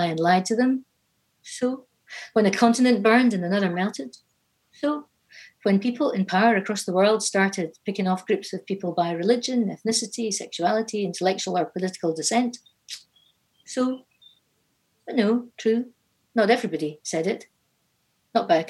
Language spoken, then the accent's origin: English; Inverness, Scotland, United Kingdom; growing up in Inverness